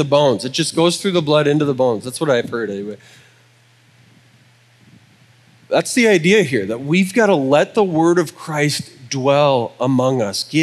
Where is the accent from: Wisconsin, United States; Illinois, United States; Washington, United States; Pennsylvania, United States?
Wisconsin, United States; I'm from Wisconsin